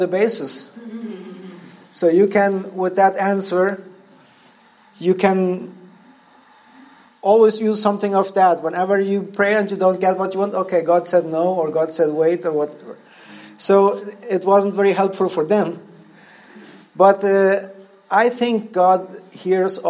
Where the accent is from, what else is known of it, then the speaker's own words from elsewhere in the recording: Paraguay; English is a second language; I'm from Paraguay.